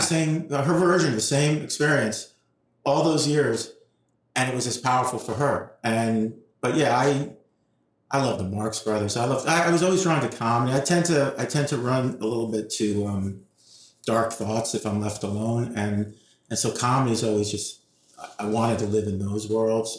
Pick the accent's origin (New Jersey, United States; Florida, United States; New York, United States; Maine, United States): New York, United States; New York City; I was born and raised uh, on the west side of Manhattan in New York City